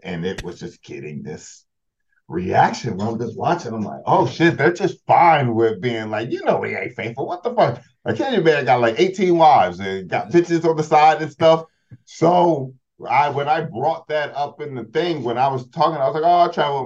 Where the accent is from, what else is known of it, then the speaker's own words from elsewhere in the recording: United States; well, America